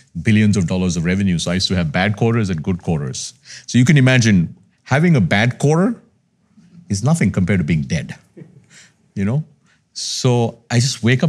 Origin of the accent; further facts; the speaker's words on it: Colombo, Western Province, Sri Lanka; moved away as an adult; also born or lived in United States / Chicago; I'm Sri Lankan, mm-hmm. born and raised in Colombo, mm-hmm. Sri Lankan Tamil.